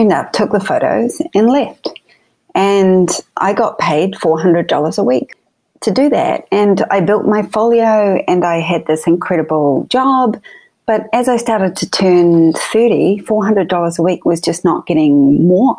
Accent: New Zealand; moved away as an adult; also born or lived in Sydney, Australia; now in Los Angeles, United States; I was born in New Zealand, raised in New Zealand, and 3 years in Sydney before I came over

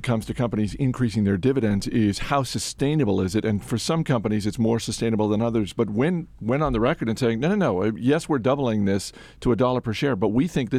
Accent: New England, United States; moved away as an adult; now in Washington, D.C. area, United States; I grew up in New England. I moved to the D.C. area about 20 years ago

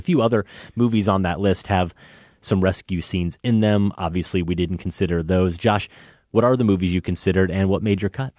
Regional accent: Iowa, United States; now in Chicago, United States; I'm from Iowa. I don't have a Chicago accent.

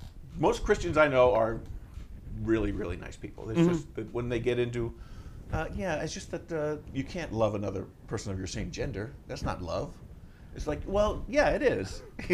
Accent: Oklahoma, United States; I grew up in Oklahoma, and one of our field trips, there's not much to do in Oklahoma

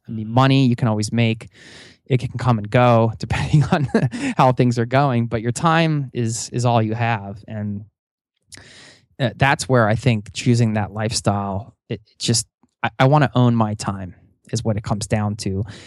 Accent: outside of Philadelphia, Pennsylvania, United States; I grew up outside of Philadelphia

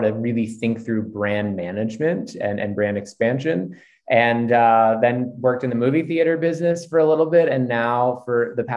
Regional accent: Philadelphia, Pennsylvania, United States; now in Beverly Hills, United States; East Coast. Grew up in Philadelphia

